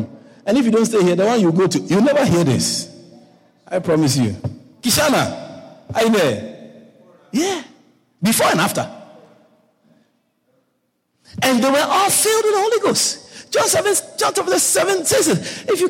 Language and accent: English; Guyana; You know how Guyanese, we like Thanksgiving.